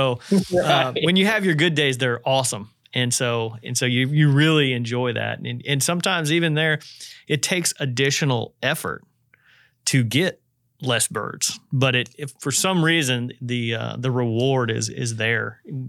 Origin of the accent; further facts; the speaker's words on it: United States; moved away; I grew up on the Wabash, so a little bit north and west.